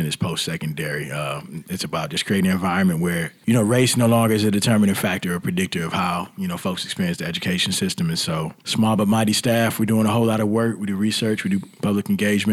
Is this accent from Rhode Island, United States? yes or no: no; Rockford, Illinois, United States; moved away as an adult; now in Charlotte, United States; I'm not from here, I'm from Rockford, as we discussed, Rockford, right. Illinois